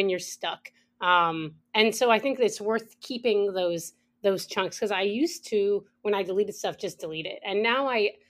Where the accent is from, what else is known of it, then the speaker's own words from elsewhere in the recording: United States; moved away as an adult; now in Canada; I am monolingual. I am an Anglophone, and I really want to work on that. I took French. You know, I grew up in the States, so French wasn't as much of a, a thing. And I moved to Canada when I was 25.